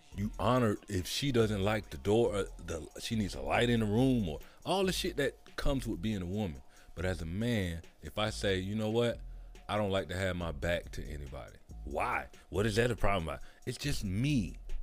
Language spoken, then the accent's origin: English; the South, United States; I'm from the South